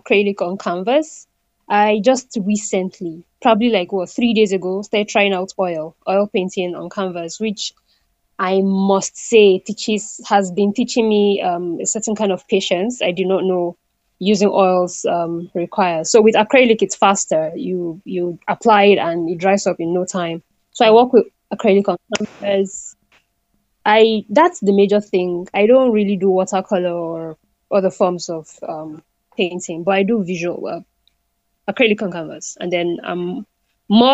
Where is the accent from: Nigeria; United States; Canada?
Nigeria; Northern Nigeria; also born or lived in Delta State, Nigeria; now in Abuja, Nigeria; I grew up in the northern part of Nigeria, was born there, grew up my primary school, and basically most of my education, even till university, was in the northern part of Nigeria.